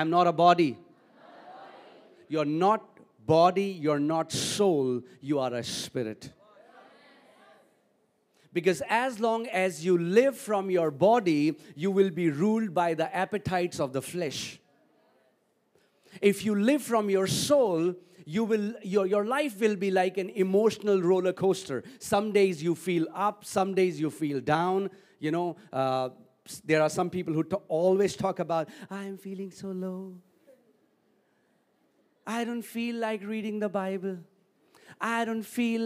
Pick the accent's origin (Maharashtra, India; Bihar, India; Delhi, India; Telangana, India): Delhi, India; I am from Delhi.